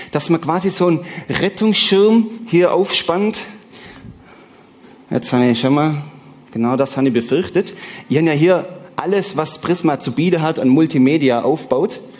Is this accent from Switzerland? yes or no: yes; Switzerland; Ihr oder mir als Schweizer haben natürlich den Vorteil, dass wir kein Euro haben.